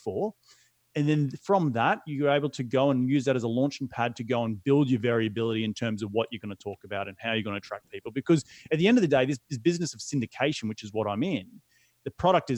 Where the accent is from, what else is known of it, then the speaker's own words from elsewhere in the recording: Australia; moved away as an adult; now in United States; as an Aussie moving halfway across the world